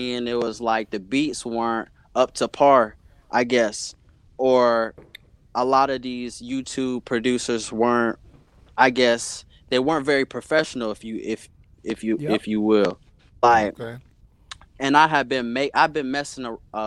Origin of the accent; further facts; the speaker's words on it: Brown Summit, North Carolina, United States; also born or lived in Greensboro, North Carolina; I was raised, like, in Brown Summit, North Carolina, which is, like, maybe 5 minutes down the road